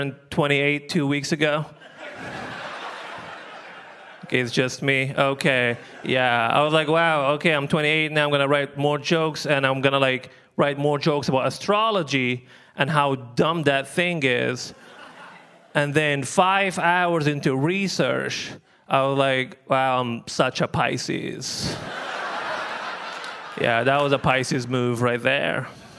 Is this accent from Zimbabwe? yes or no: no; Libya; moved away; I'm from Libya originally, that's where I'm from.